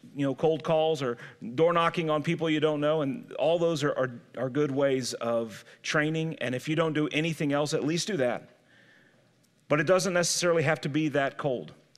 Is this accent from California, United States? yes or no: no; St. Louis, Missouri, United States; I grew up in Saint Louis, but I had great-grandparents who lived in the sticks in Alabama.